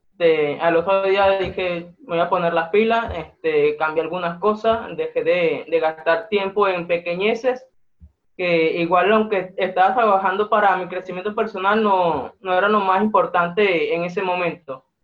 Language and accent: Spanish; Venezuela; soy de Venezuela, tengo 22 años